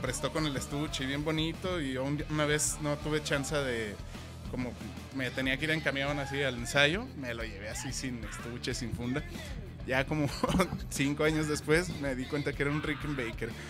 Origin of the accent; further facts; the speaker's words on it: Guadalajara, Jalisco, Mexico; Yo soy de aquí, de Guadalajara.